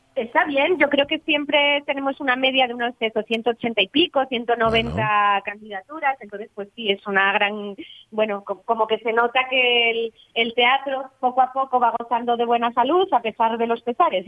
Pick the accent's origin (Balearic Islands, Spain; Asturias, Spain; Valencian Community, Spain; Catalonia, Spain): Asturias, Spain